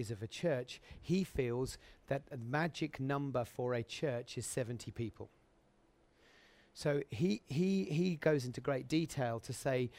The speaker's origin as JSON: {"language": "English", "area": "Suffolk", "region": "East of England", "country": "United Kingdom", "tie": "born or raised there", "said": "a little assembly in Suffolk where I grew up"}